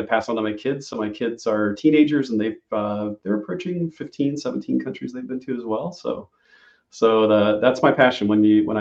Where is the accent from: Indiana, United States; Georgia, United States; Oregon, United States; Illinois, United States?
Illinois, United States; I'm from Illinois, and it's the land of Lincoln